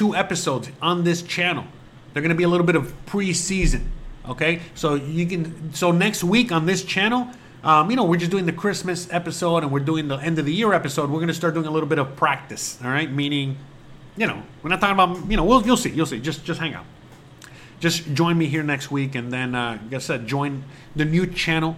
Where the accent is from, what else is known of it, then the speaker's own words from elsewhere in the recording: Miami, Florida, United States; also born or lived in Henderson, Nevada; now in Mexico; I come from Miami